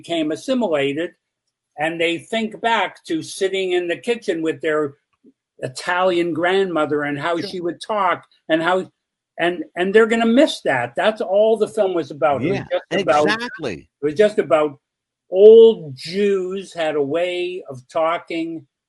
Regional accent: Canada; I'm a Canadian filmmaker, completely unknown in the U.S.

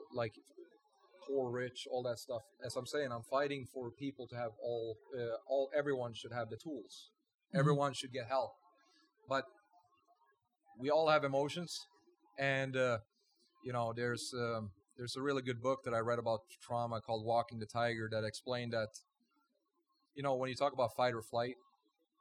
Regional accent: Sweden; now in Las Vegas, United States; I'm from Sweden

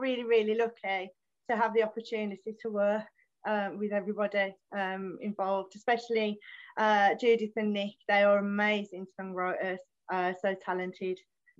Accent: Wednesbury, West Midlands, United Kingdom; also born or lived in Rubery, Birmingham; I grew up in the Black Country, Wensbury. I now live in Rubry in Birmingham.

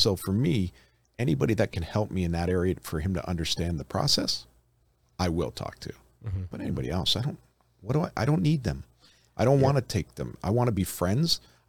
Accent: Toronto, Ontario, Canada; moved away as an adult; now in Las Vegas, United States; So I'm from Canada originally. I'm from Toronto.

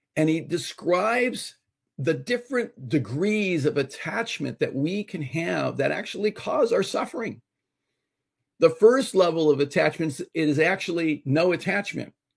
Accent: Los Angeles, California, United States; being Hispanic and growing up in Los Angeles

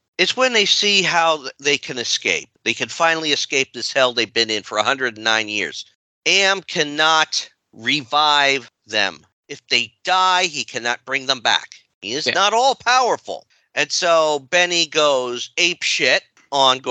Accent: United States; we are unfortunately American-born white

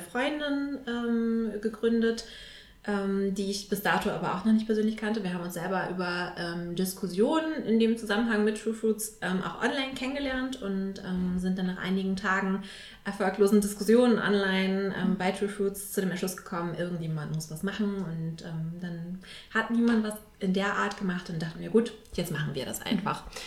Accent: Hamburg, Germany; moved away as an adult; now in Vienna, Austria; ich komme eigentlich aus Hamburg und bin relativ kurzfristig jetzt ähm, nach Wien gekommen

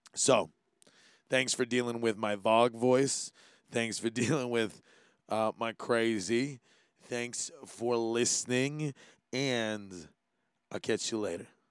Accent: Hawaii, United States; being Hawaiian

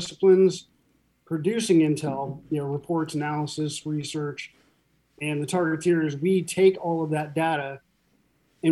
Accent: Huntington Beach, California, United States; moved away; born and raised in Huntington Beach

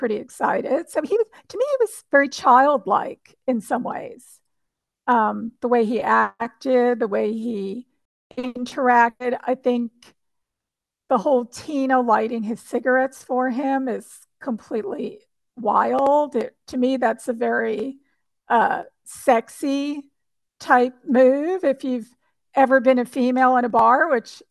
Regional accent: New Jersey, United States; now in Central Texas, United States; I grew up in New Jersey

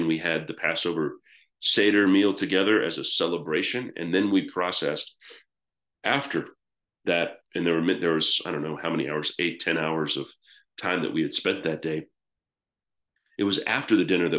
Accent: United States; moved away as an adult; now in United Kingdom; I'm American

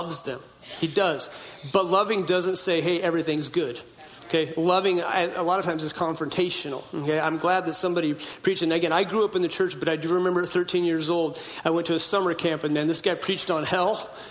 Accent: Hoopa Valley Indian Reservation, Northern California, United States; I was born in Hoopaw Indian Reservation in Northern California.

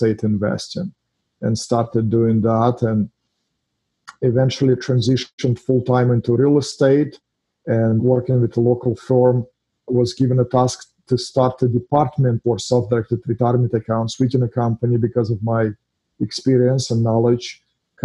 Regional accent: Russia; English is a second language; now in United States; Originally, I'm from Russia. As you can hear from my accent, I'm not from here

